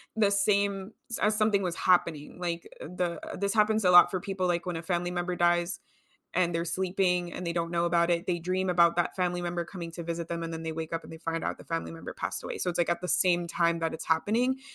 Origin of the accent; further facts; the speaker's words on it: California, United States; I grew up in California